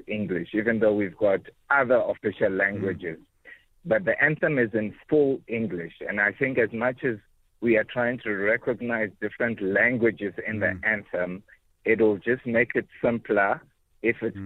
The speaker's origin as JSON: {"language": "English", "country": "Ghana", "moved": "yes", "lives_now": "Cape Town, South Africa", "said": "I'm originally from Ghana"}